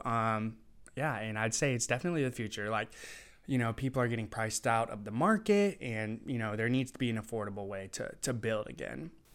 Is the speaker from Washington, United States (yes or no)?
yes; Tri-Cities, Washington, United States; I was born and raised in the Tri Cities, so I really want to reshape where I'm from